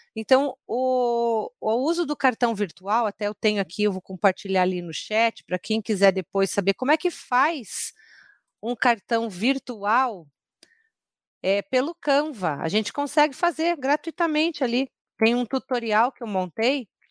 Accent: Curitiba, Paraná, Brazil; eu sou curitibana

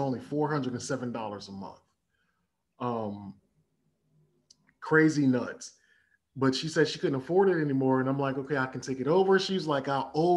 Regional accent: Chicago, Illinois, United States; also born or lived in Ghana; born and raised in Chicago

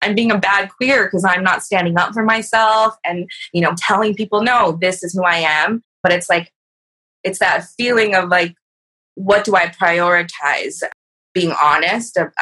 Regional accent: California, United States; now in Seattle, United States; I'm a herbalist and an artist based in Seattle. I'm from California

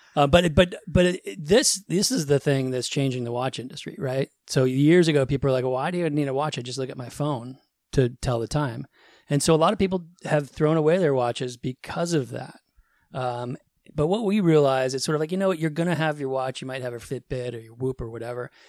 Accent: suburbs of Boston, Massachusetts, United States; I grew up in the Northeast, suburbs of Boston

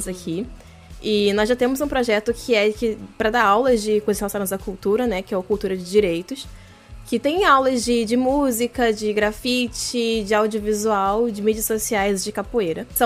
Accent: Rio de Janeiro, Brazil; É, eu tenho 27 anos, sou do Rio de Janeiro, como a Ana bem falou antes da gravação. Só que eu não tenho sotaque.

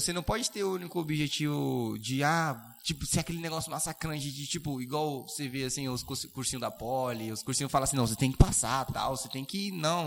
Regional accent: Suzano, São Paulo, Brazil; eu sou de Suzano e trabalho em Caeiras

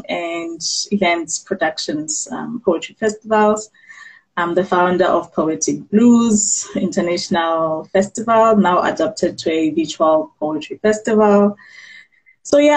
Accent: Bloemfontein, Free State, South Africa; born and bred in Bloemfontein in the Free State.

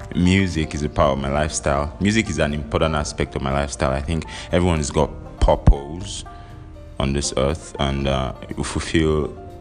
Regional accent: Nigeria; I'm Nigerian

